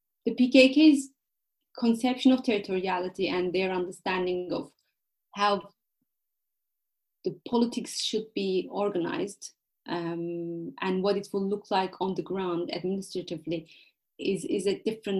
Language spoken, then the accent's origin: English; Van, Turkey; I was born in Van, and I'm familiar with the language.